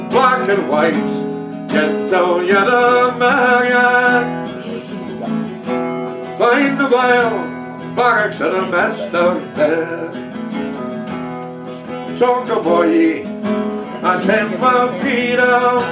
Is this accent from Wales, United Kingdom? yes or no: no; Dundee, Scotland, United Kingdom; Me, Dundee. Originally. Very, very beautiful uh, garden city.